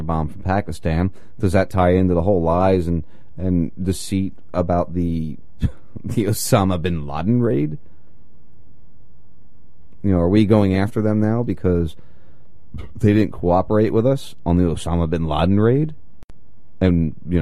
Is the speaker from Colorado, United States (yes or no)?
no; New Jersey, United States; moved away; I grew up in Jersey, in the area of where I grew up